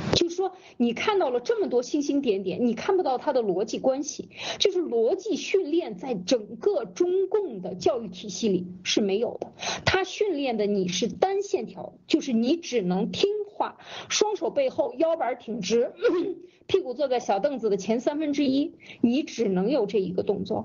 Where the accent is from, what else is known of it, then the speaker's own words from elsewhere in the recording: China; 我们中国人走到哪儿为什么没有自信？